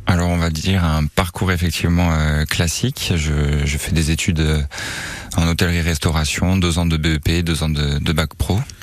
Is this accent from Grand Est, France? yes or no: yes; Strasbourg, Grand Est, France; also born or lived in Seine-et-Marne; now in Nice, France; je suis natif de, Strasbourg